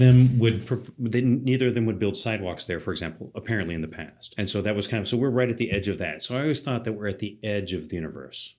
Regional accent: Athens, Georgia, United States; now in Seattle, United States; I grew up in Athens, Georgia

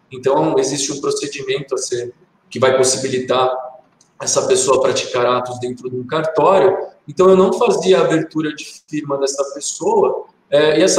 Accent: Barbacena, Minas Gerais, Brazil; also born or lived in Santo Antônio do Pinhal; now in Itaquaquecetuba, Brazil; Eu pareço aquele personagem da escolinha, quando eu era criança pequena lá em Barbacena. Eu prometi que quando eu saísse de Santo Antônio, eu ia tentar não citar

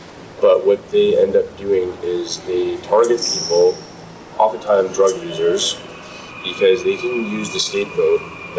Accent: Manitoba, Canada; now in Victoria, Canada; Well, I came from Manitoba.

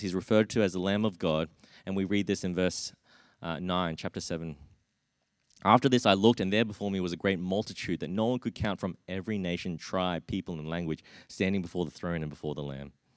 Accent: Brisbane, Queensland, Australia; growing up in, in Brisbane

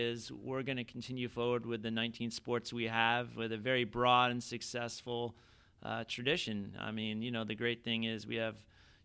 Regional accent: Southern Orange County, California, United States; I grew up in Southern Orange County

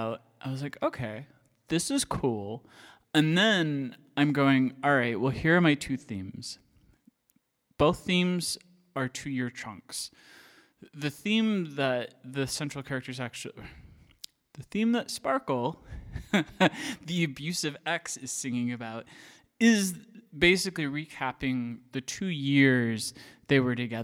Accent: Iowa, United States; moved away as an adult; I grew up in Iowa.

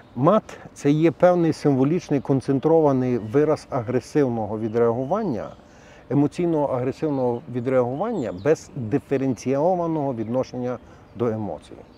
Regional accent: Galicia, Ukraine; як в нас на Галичині говорять

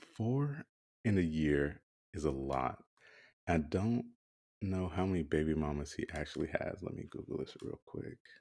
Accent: South Carolina, United States; growing up in South Carolina

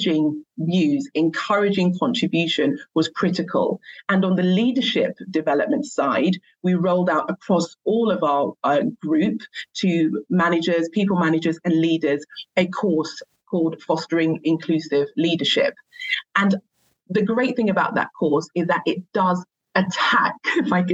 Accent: London, United Kingdom; the area I grew up in East London

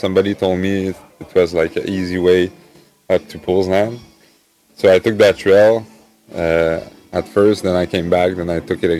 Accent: Gatineau, Quebec, Canada; moved away as an adult; I'm from Gatineau, Quebec

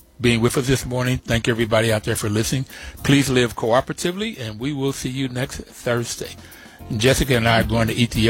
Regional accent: West Virginia, United States; the out-and-out racism that I saw in growing up in West Virginia.

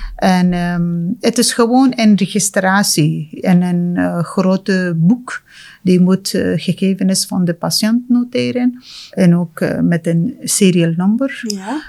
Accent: Afghanistan; Dutch is a second language; moved away as an adult; now in Ghent, Belgium; Ik kom uit Afghanistan

